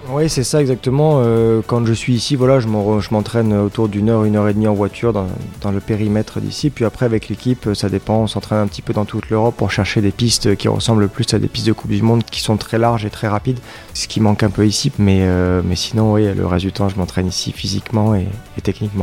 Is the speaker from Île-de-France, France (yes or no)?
no; Grasse, Provence-Alpes-Côte d'Azur, France; Je suis né à Grasse, donc j'ai toujours vécu ici